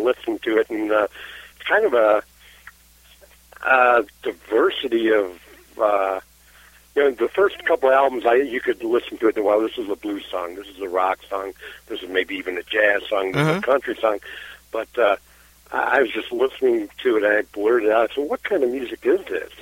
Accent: United States; We were born and raised in the United States

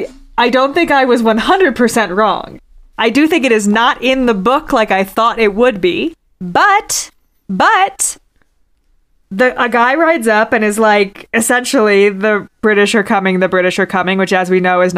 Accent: Virginia, United States; I'm from Virginia

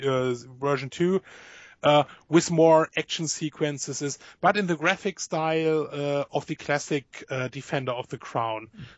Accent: Germany; born there; Yes, because I was born in Germany, but working for them.

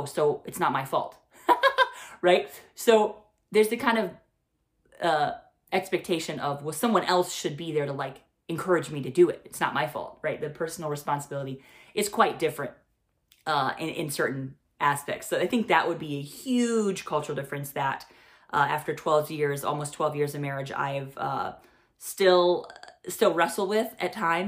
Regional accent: Midwest, United States; moved away as an adult; now in India; I grew up in the United States and in the Midwest, and now have lived most of my adult life in India.

